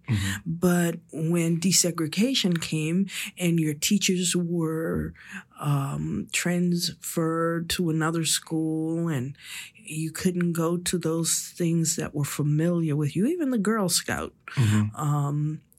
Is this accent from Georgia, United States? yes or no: yes; Augusta, Georgia, United States; born or raised there; now in Washington, D.C., United States